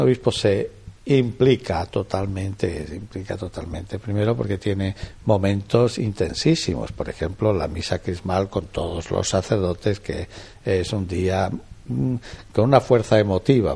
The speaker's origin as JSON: {"language": "Spanish", "town": "Olivenza", "region": "Extremadura", "country": "Spain", "tie": "born or raised there", "also_born_or_lived": "Badajoz / Plasencia", "moved": "as an adult", "lives_now": "Jaén, Spain", "said": "yo soy de una aldea, ¿eh? pero que es aldea de Olivenza"}